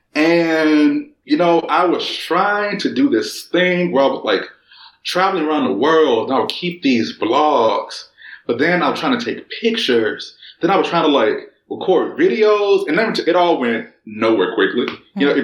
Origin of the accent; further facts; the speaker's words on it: United States; accent: American; moved away as an adult; now in Germany; being African American outside of the United States